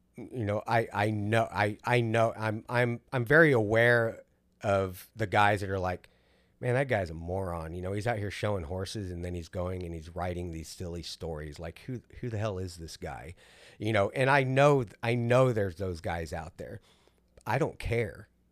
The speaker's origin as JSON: {"language": "English", "region": "South Texas", "country": "United States", "tie": "born or raised there", "said": "we grew up in South Texas"}